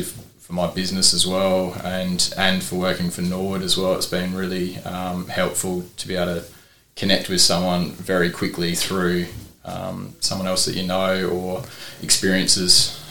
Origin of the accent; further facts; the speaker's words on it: Port Lincoln, South Australia, Australia; born and bred in Port Lincoln